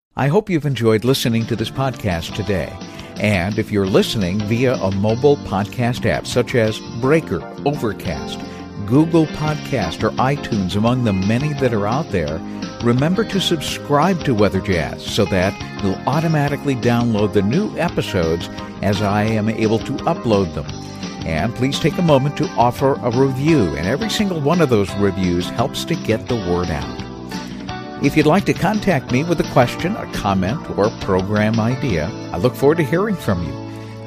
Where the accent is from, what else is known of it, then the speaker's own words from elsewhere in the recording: New Bedford, Massachusetts, United States; moved away; I'm originally from New Bedford, Massachusetts